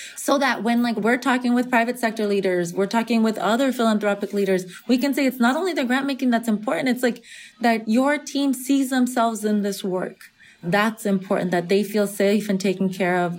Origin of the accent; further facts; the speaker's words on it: California, United States; half Nicaraguense, half Venezolana, growing up in California in the majority Mexican context